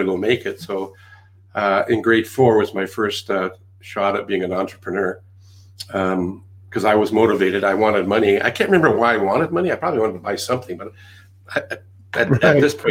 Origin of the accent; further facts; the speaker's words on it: Canada; accent: Canadian; also born or lived in England; Several decades ago, brought over to Canada